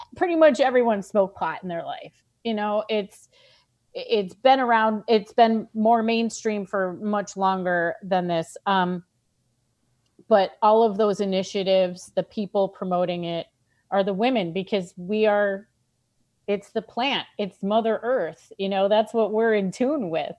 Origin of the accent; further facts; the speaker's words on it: New York, United States; I am a New Yorker